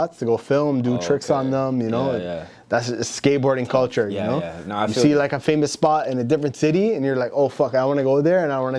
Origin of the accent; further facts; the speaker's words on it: London, Ontario, Canada; I'm from London, Ontario